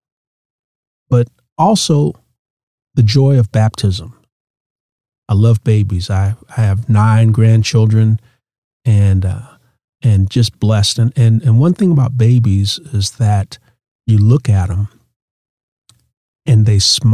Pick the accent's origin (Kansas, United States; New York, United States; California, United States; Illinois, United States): California, United States; Oakland; moved away; I grew up in Oakland from the San Francisco Bay Area.